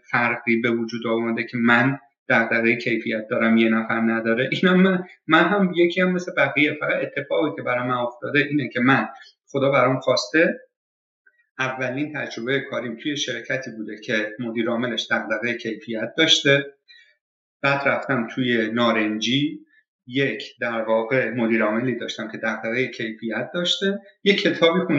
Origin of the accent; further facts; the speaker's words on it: Iran; now in Canada; فضایی که حالا در مورد ایران صحبت میکنیم باز در مورد خودم میگم از بچگی که بزرگ میشیم